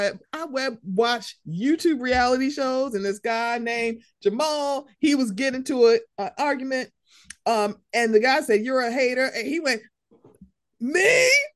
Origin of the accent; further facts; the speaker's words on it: Baltimore, Maryland, United States; I'm a Marylander